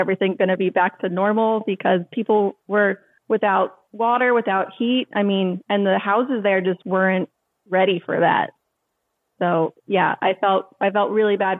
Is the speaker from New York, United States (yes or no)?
no; Maryland, United States; also born or lived in Charleston, South Carolina; I went to college, Charleston, South Carolina. But I was from Maryland. I ended up moving back here in 2012.